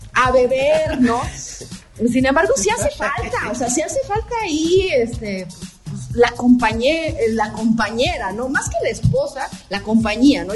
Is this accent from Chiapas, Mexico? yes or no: no; Puebla, Mexico